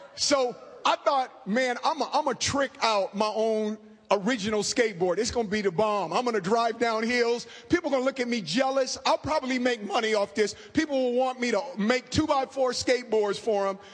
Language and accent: English; Oakland, California, United States; I grew up in inner city Oakland.